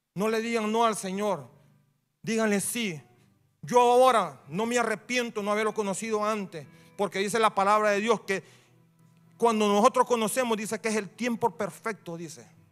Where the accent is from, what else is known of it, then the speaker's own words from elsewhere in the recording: Honduras; Yo soy hondureño